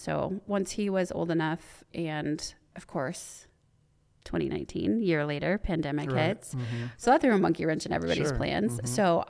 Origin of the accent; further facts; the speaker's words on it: West Coast, United States; that was totally different from mm-hmm. growing up on the West Coast.